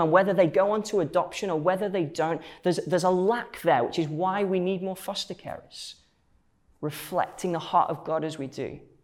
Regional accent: Stoke-on-Trent, West Midlands, United Kingdom; I grew up um, as part of a church um, in uh, Stoke-on-Trent, where, where I'm from

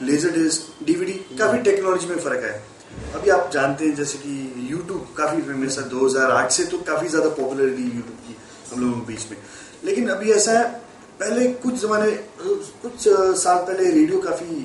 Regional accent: Jammu and Kashmir, India; मैं मैं वैसे जम्मू कश्मीर का रहने वाला

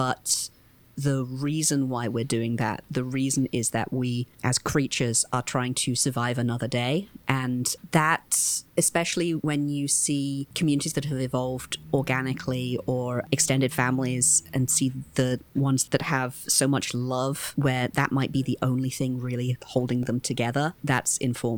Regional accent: United Kingdom; now in United States; I am not from the United States originally. I grew up in the UK

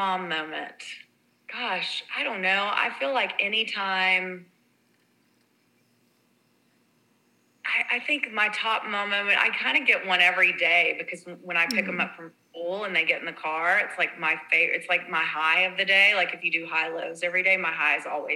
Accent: Texas, United States; growing up in Texas

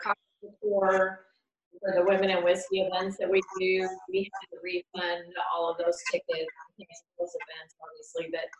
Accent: New York, United States; now in Columbus, United States; I'm from the New York area. But we've been here over 20 years, both of us.

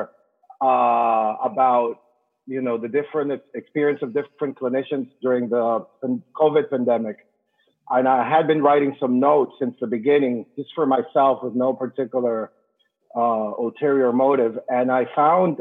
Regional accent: Venezuela; English is a second language; moved away as an adult; now in United States; I'm an immigrant. I'm from Latin America. I've been here 15 years

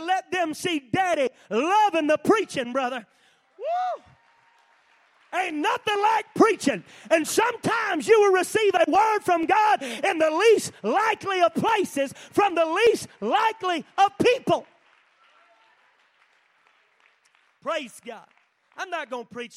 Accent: North Carolina, United States; moved away; I was from North Carolina. They call that the Bible Belt

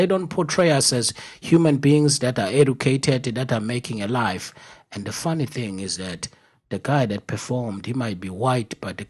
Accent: South Africa; accent: African; moved away as an adult; now in United States; I'm from Africa and very proud, you know, a proud Zulu like me, a proud South African like me, a proud African like me.

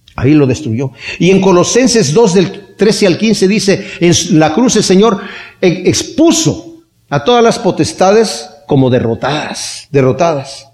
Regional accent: Mexico; así pensábamos en México

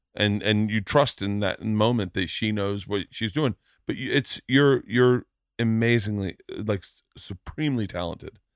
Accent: Florida, United States; growing up in Florida too, strip clubs were like kinda second nature to us.

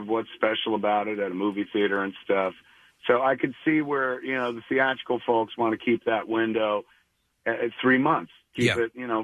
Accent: Highlands, United States; now in Los Angeles, United States; I come to Highlands, my hometown, parking in front of my old home, 21 Jackson Street, and then I go replicating the walk that I used to take to high school

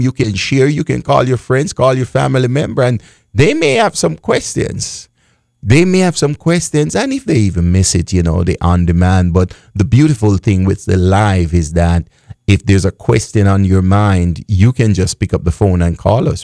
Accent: Jamaica; I am from Jamaica

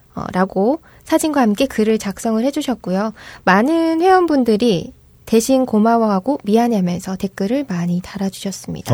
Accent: Gyeongsang, South Korea; accent: Gyeongsang dialect; 저는 사투리도 평소에 쓰는 데다가 음. 네, 경상도 여자들이 좀 거칠거든요

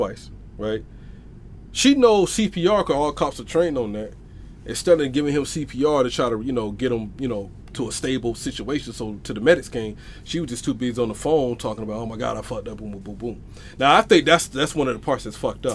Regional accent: the South, United States; we from the south

